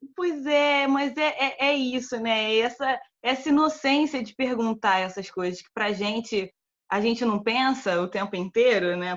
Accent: Brazil; nossa enquanto brasileiros

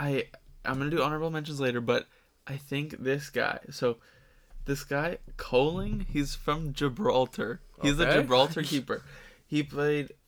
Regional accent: Canada; being Canadian

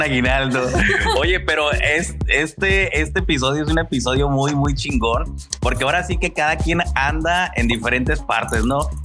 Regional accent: Mexicali, Baja California, Mexico; somos de Mexicali, del norte, y a lo mejor te puedes dar cuenta en el acento

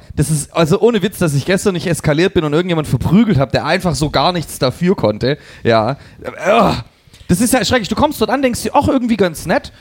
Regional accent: Leipzig, Saxony, Germany; weil wir aus Leipzig kommen

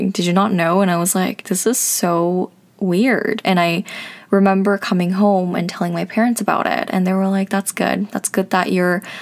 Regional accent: Seoul, South Korea; also born or lived in Australia / New Zealand / North America; But most of my childhood was from Seoul, South Korea. I grew up, you know, elementary school, kindergarten, I was born there as well.

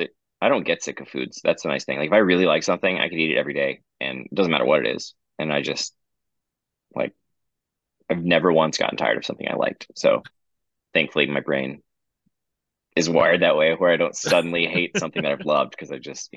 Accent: Houston, Texas, United States; we're from Houston, and it's such a, like, a sort of cultural blending pot

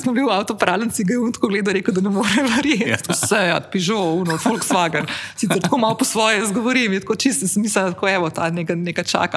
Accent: Ljubljana, Central Slovenia, Slovenia; moved away as an adult; now in Slovenian coast, Slovenia; sem se pred 12 leti preselila iz Ljubljana na obalo

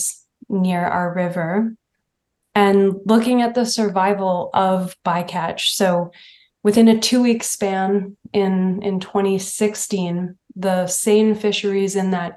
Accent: Mi'kmaq territory on the East Coast, Atlantic Canada, Canada; moved away; I was raised in Mi'kmaq territory on the East Coast

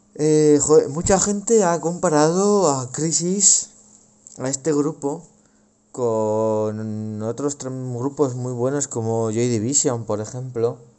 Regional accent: Logroño, La Rioja, Spain; aquí en, en Logroño, en mi ciudad natal

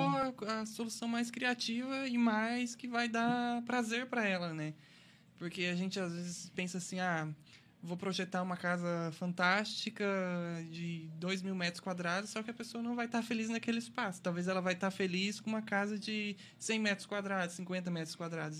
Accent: Goiás, Brazil; moved away; Eu fui criado em Goiás, então eu fui criado no meio de fazenda, no meio da natureza

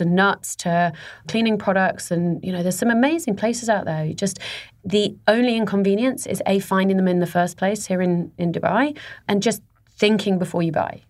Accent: England, United Kingdom; moved away; I'm English

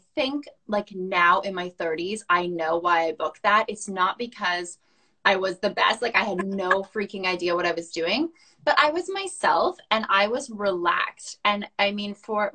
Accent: Saskatchewan, Canada; moved away as an adult; now in Vancouver, Canada; I'm originally from Saskatchewan

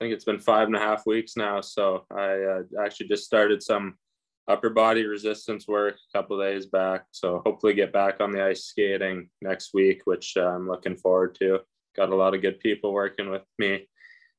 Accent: Regina, Saskatchewan, Canada; growing up in Regina

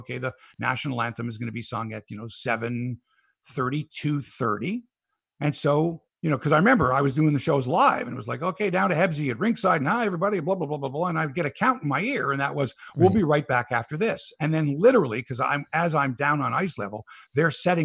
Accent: Canada

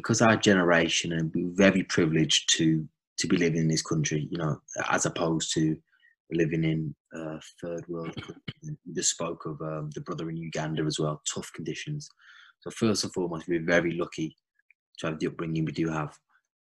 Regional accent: Wolverhampton, West Midlands, United Kingdom; I was brought up in Wolverhampton and Midlands

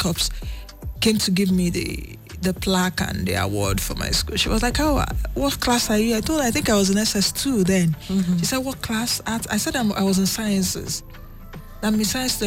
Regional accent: Lagos, Nigeria; came back to Lagos. I was born in Lagos.

